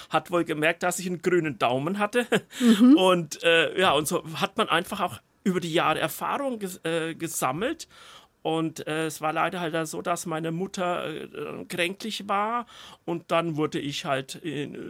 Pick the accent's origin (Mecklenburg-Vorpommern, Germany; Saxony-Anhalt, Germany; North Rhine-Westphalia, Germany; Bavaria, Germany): Bavaria, Germany; Ja, ich komme aus dem Spessart, auch ein nicht bevorzugtes ähm, äh, Garten. Land.